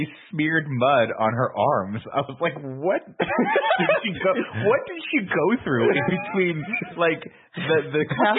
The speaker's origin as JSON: {"language": "English", "region": "New York", "country": "United States", "said": "As a New Yorker, you get your lead pipe when you walk in."}